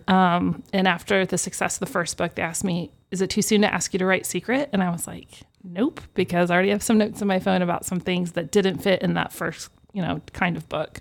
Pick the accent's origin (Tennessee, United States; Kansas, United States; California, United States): Kansas, United States; Wichita; I'm from Wichita, native. Um, grew up on the southeast side of town